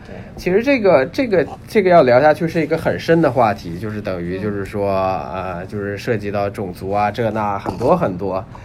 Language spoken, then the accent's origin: Chinese; China; 我们中国人大部分都是无神论者